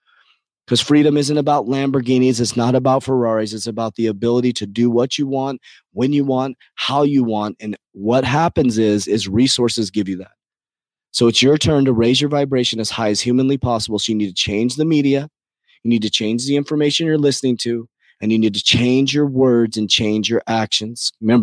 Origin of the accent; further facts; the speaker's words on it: United States; I love America. I was born in America. I'm an American.